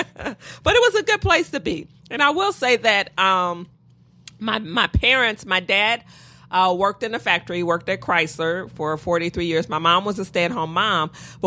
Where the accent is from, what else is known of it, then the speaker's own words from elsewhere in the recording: Detroit, Michigan, United States; I did. I've been in Detroit my whole life. Okay. Born and raised Detroit.